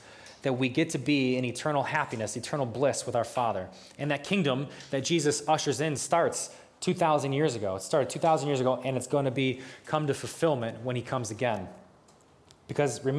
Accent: United States; I'm from New York

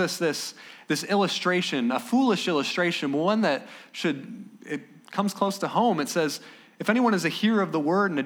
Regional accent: Ohio, United States; back home. I'm from Ohio, and it's an okay state

